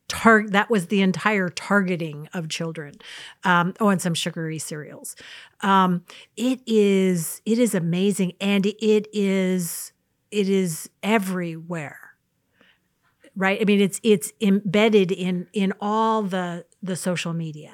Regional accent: United States; born, um, about eighty miles north of an artificial line, and so I'm an American

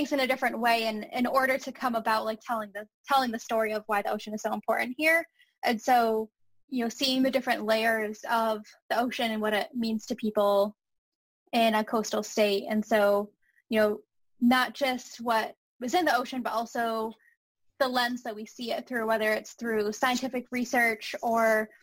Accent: Northeast, United States; someone growing up in the Northeast

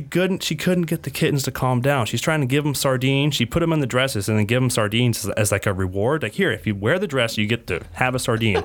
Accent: Yuba City, California, United States; I was born in Yuba City.

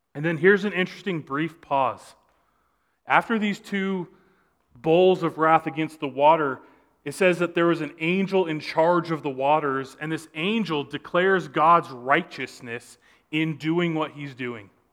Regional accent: Southern California, United States; I grew up in Southern California

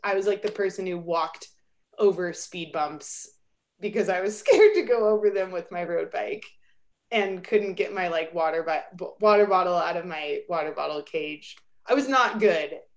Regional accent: Albuquerque, New Mexico, United States; moved away as an adult; also born or lived in Durango; where I grew up in Albuquerque

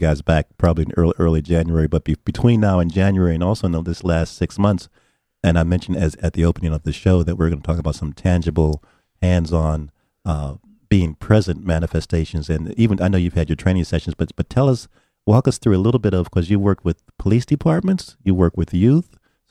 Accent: New Haven, Connecticut, United States; I grew up in the West Rock area.

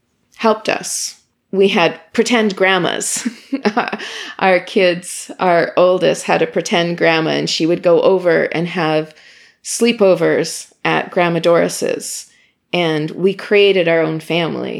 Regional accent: Imperial, Saskatchewan, Canada; moved away as an adult; now in Ottawa, Canada; I grew up in a small town in Saskatchewan called Imperial.

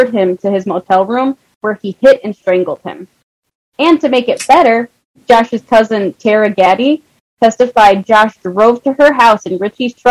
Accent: New York, United States; we grew up in New York

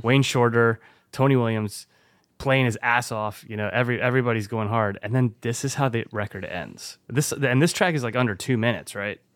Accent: Bordeaux, Nouvelle-Aquitaine, France; my hometown

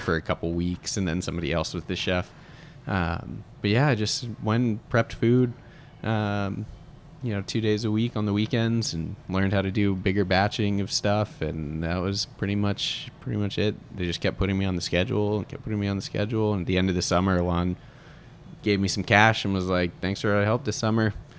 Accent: Sandy Springs, Georgia, United States; also born or lived in Pittsburgh; technically Sandy Springs, but kinda off Roswell Road, closer to Buckhead.

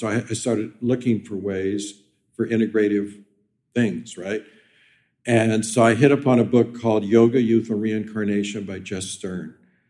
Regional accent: Kansas City, Missouri, United States; moved away as an adult; now in Toronto, Canada; I came from the Midwest, Kansas City, grew up in a very, like, conservative family.

